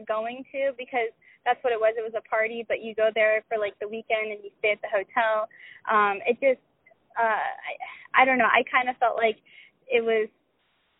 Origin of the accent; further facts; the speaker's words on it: Tampa, Florida, United States; also born or lived in Dallas, Texas; I was born in Dallas, Texas, and I stayed there until I was about 5, and then my dad got a job offer to be in Tampa, to be located in Tampa. So I grew up, I say I grew up in Florida